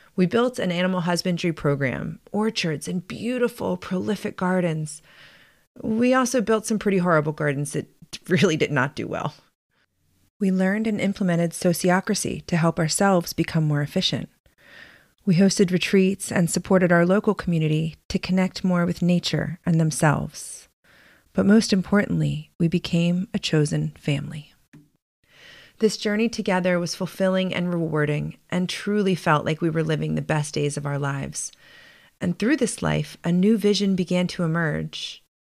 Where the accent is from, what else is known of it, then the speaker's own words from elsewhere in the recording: Baltimore, Maryland, United States; moved away as an adult; also born or lived in San Francisco; I grew up in Baltimore, the daughter of college educated working class parents.